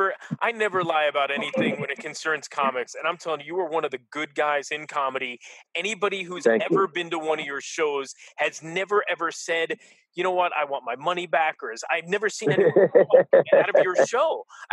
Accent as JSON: {"language": "English", "town": "New York City", "region": "New York", "country": "United States", "said": "I'm a kid from Queens."}